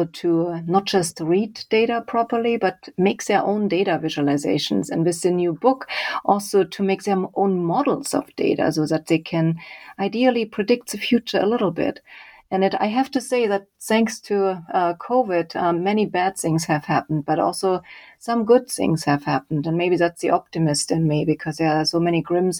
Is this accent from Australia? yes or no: no; Leipzig, Saxony, Germany; moved away; I grew up in Germany. I did an engineering degree in Leipzig, my hometown